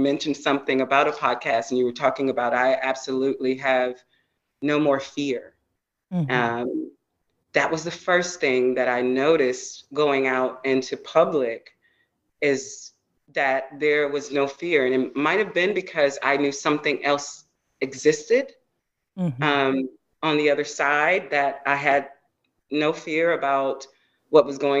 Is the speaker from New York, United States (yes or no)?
no; Georgia, United States; yeah, I'm a Georgia girl